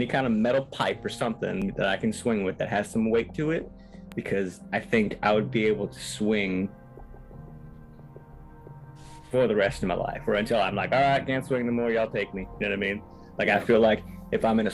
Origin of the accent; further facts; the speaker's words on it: Hawaii, United States; I'm from Hawaii